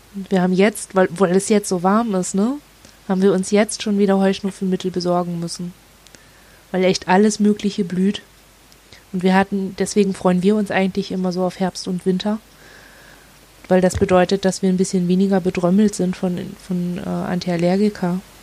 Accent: Northern Germany, Germany; moved away; Und wir kommen halt aus dem Norden

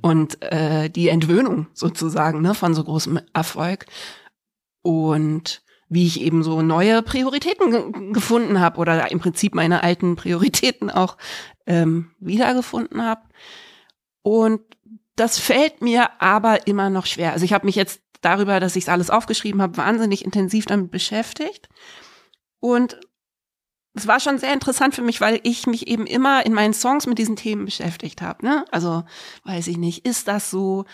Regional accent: Freiburg im Breisgau, Baden-Württemberg, Germany; also born or lived in Berlin; Und dann sind wir nach Freiburg im Breis

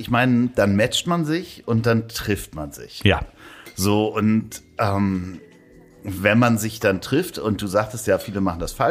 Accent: Hamburg, Germany; das war spannenderweise in meiner Heimatstadt in Hamburg hat das so gar nicht richtig funktioniert.

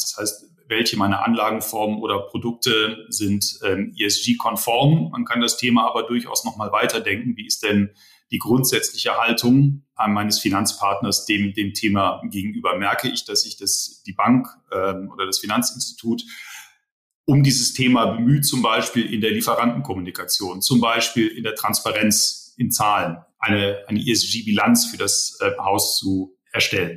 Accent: Rhineland, Germany; Ich bin ja eigentlich Rheinländer äh, gebürtig.

